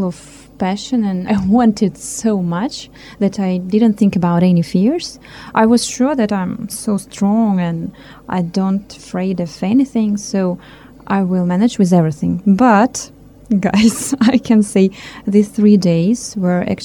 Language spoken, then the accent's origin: English; Chita, Zabaykalsky Krai, Russia; English is a second language; also born or lived in Moscow, Russia; now in Nyíregyháza, Hungary; I was born in Chita. It's not far from Lake Baikal. But I've been living in Moscow more than for 20 years